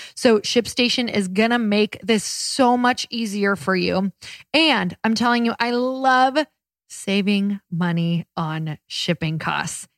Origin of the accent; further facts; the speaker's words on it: Michigan, United States; I'm from Michigan